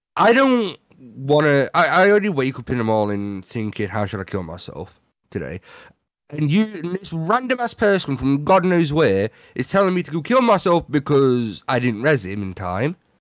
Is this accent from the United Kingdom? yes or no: yes; United Kingdom; I'm British